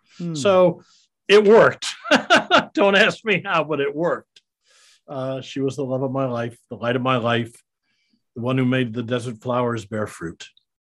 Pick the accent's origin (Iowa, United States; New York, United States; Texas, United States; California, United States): Iowa, United States; I'm a Midwestern boy. I grew up in Iowa, went to high school there.